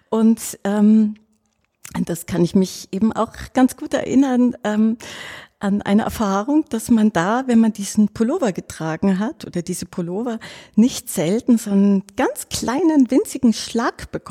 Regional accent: Baden-Württemberg, Germany; also ich bin am Bodensee aufgewachsen in einem kleinen Dorf in der Nähe von Meersburg.

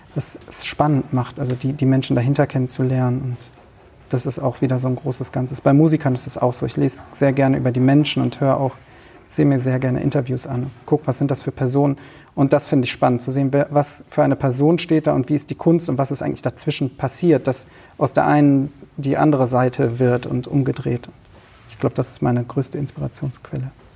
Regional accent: Cologne, North Rhine-Westphalia, Germany; Ich bin in äh, Köln, im Kölner Raum aufgewachsen.

